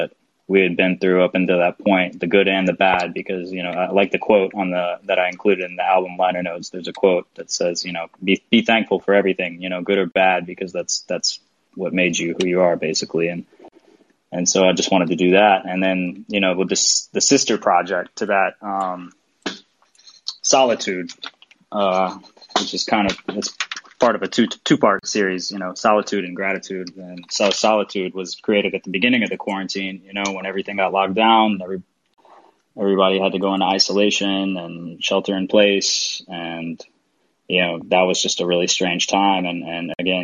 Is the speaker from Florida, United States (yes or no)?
no; Nashville, Tennessee, United States; moved away as an adult; now in Europe; I'm from Nashville, Tennessee